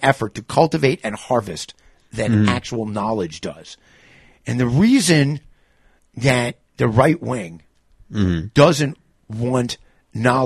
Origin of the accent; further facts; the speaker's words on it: New York, United States; I'm from New York